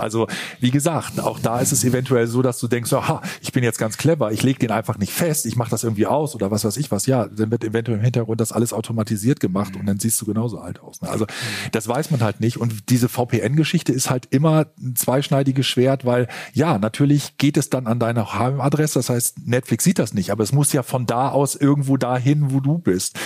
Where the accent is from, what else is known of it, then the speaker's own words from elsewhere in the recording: Northern Germany, Germany; als Norddeutscher